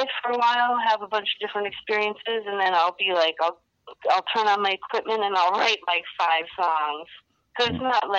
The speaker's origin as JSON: {"language": "English", "town": "Ithaca", "region": "New York", "country": "United States", "tie": "born or raised there", "said": "Here at Ithaca, which is about my hometown"}